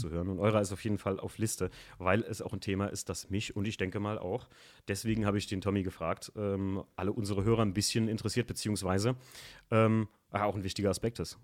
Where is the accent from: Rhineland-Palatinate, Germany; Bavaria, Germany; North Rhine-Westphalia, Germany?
Rhineland-Palatinate, Germany; around Koblenz; bei uns in der Gegend so um Koblenz rum